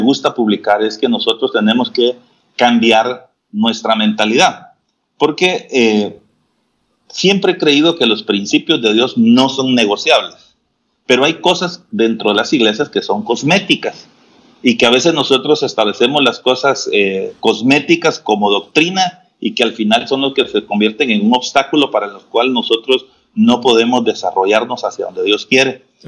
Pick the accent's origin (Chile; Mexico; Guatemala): Guatemala; acá en Jutiapa, y al mismo tiempo pues nos ha permitido extendernos más allá de las fronteras de nuestro país